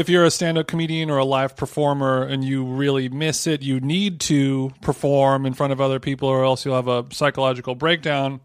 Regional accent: Southern California, United States; I grew up in Southern California

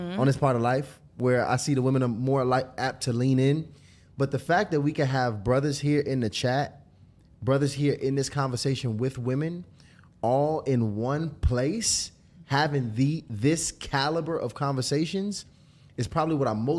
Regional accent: Lithonia, Georgia, United States; I'm from Lithonia. Don't do that.

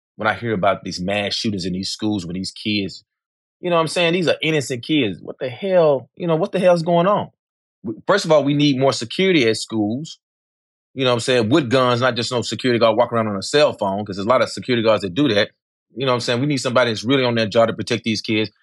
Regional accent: Memphis, Tennessee, United States; growing up in Memphis as a kid

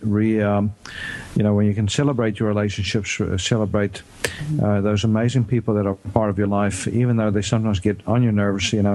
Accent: South Africa; now in United States; I grew up in South Africa and was born in South Africa

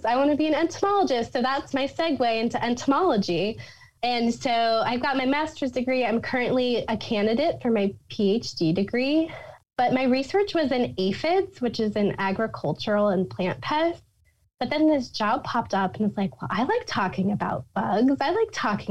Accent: Papillion, Nebraska, United States; also born or lived in Lincoln, Nebraska; I grew up in Papillion, Nebraska

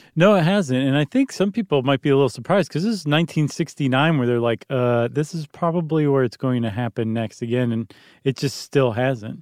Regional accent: United States; I'm an American

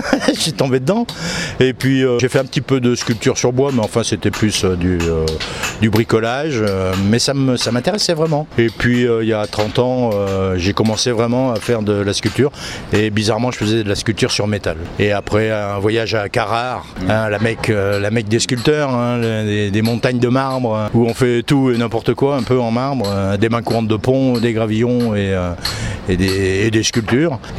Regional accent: Monterblanc, Brittany, France; Moi, je viens de Bretagne, Morbihan, Vannes, enfin au-dessus de Vannes, hein, dans un petit pays euh, qui s'appelle Monterre-Blanc.

